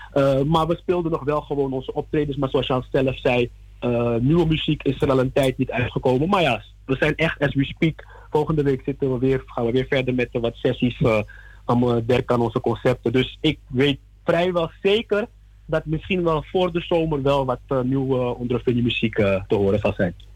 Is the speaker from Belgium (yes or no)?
no; Suriname